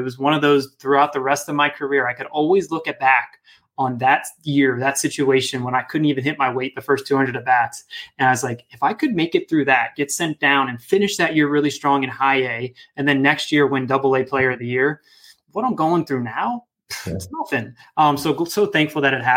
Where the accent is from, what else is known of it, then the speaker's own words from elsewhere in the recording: Northern Virginia, United States; where I grew up in Northern Virginia